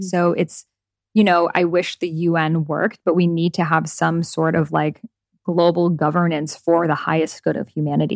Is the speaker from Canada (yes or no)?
no; Iran; moved away; my home country of Iran